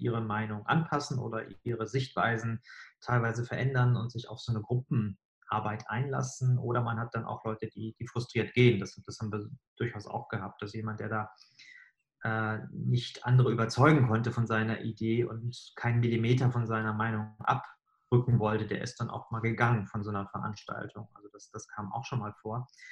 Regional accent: Bremerhaven, Bremen, Germany; now in Hamburg, Germany; Also ich bin selbst in Bremerhaven aufgewachsen

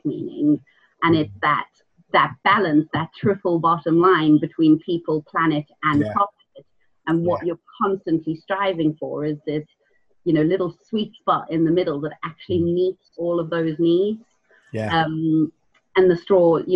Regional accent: South Africa; moved away; I grew up in South Africa.

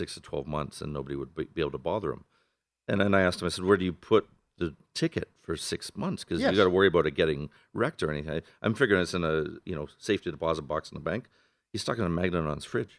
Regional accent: Canada; now in Las Vegas, United States; I'm from Canada originally, and I was supposed to move to Boston

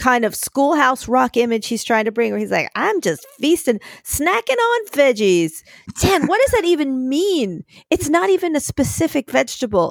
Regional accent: Philadelphia, Pennsylvania, United States; now in New York City, United States; as a Philadelphian

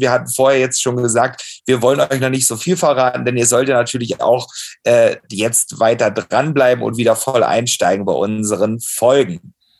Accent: Saxony, Germany; moved away; mit meiner Cousine in Dresden zu feiern, in meinem Heimatbundesland

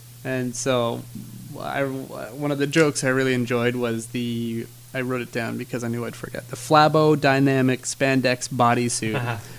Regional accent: Canada; If you haven't figured out we're from Canada.

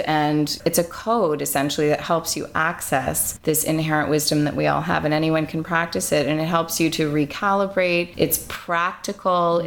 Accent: Montreal, Quebec, Canada; also born or lived in London; I'm from Montreal

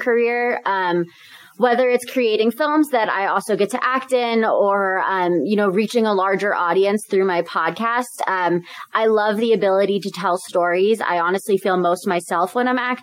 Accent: Philadelphia, Pennsylvania, United States; moved away as an adult; also born or lived in Southern California; I grew up in the Philadelphia area.

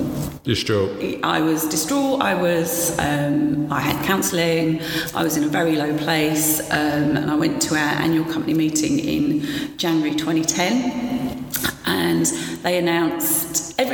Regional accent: Romford, London, United Kingdom; accent: Essex; also born or lived in Newcastle; I was born in Newcastle. {S0} Okay. {S3} You can't tell from the accent. But then mum and dad moved down to Romford when I was 18 months old. {S0} Okay. {S3} Hence the Essex accent.

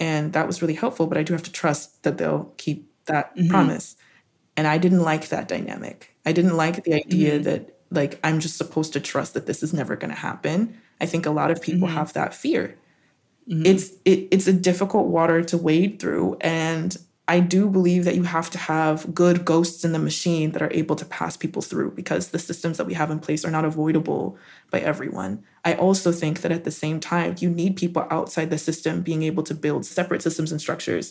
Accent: Colorado, United States; also born or lived in Arizona; I grew up in Colorado. I was in the Rockies.

